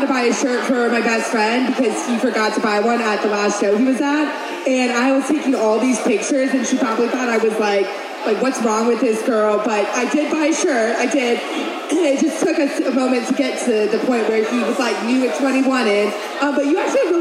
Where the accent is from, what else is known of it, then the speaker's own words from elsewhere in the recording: Ohio, United States; because I'm from Ohio.